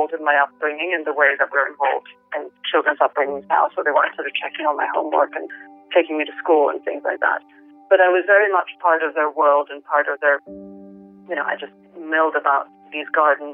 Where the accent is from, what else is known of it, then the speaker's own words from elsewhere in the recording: Venezuela; now in London, United Kingdom; I grew up in the Venezuela of the 70s and 80s